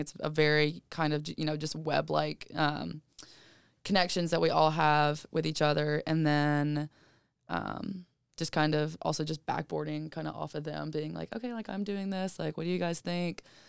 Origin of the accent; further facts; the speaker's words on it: Georgia, United States; I'm literally from Cajeta, Georgia.